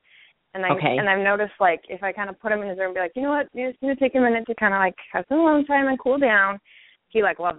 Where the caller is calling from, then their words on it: Virginia, United States; I'm calling from Virginia.